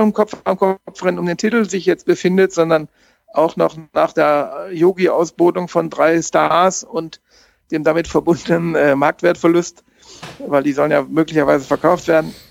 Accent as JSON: {"language": "German", "town": "Bielefeld", "region": "North Rhine-Westphalia", "country": "Germany", "tie": "born or raised there", "moved": "yes", "lives_now": "Freiburg, Germany", "said": "als Westfale, als gebürtiger Westfale"}